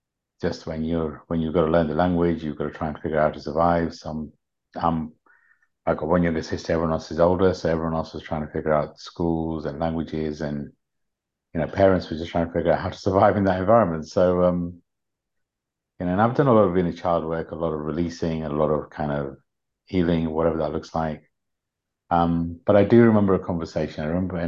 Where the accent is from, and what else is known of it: United Kingdom; born or raised there; also born or lived in Uganda